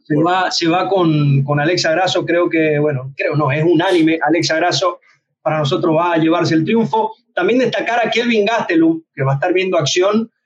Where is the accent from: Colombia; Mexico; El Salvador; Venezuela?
Venezuela; yo, yo soy de Venezuela